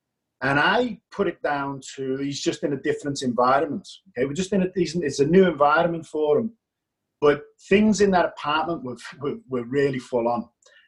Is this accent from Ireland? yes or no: no; Liverpool, North West England, United Kingdom; accent: English; now in Australia; Liverpool, England.